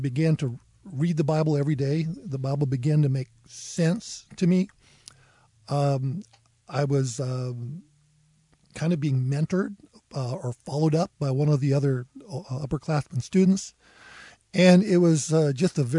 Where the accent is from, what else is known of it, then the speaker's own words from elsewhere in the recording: Oregon coast, United States; now in Moscow, United States; I grew up on the Oregon coast.